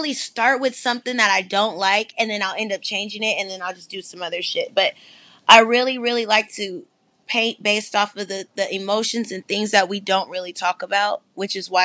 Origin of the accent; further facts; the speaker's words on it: San Francisco, California, United States; also born or lived in Sacramento, California; I'm from San Francisco, California. I lived also in Sacramento, so I'm repping for the NorCal side